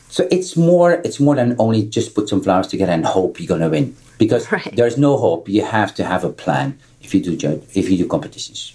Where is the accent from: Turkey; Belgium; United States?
Belgium; I'm coming from Belgium